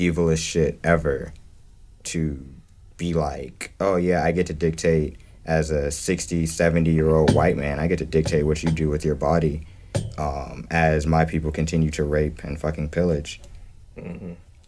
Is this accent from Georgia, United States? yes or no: yes; Georgia, United States; I grew up in Georgia.